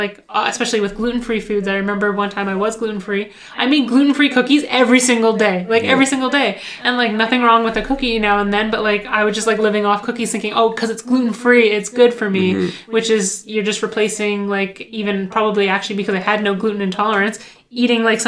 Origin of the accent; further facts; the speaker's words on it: Ottawa, Ontario, Canada; I grew up in Ottawa